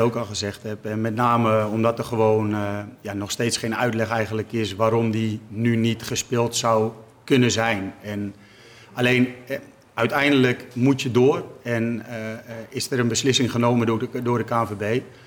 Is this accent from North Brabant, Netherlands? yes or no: no; Utrecht, Netherlands; het straatje waar ik ben opgegroeid en waar mijn ouders nog steeds wonen